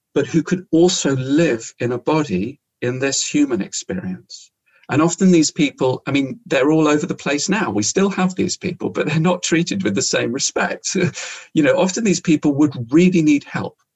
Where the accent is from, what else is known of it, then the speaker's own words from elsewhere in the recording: London, United Kingdom; moved away; as a teenager, growing up in London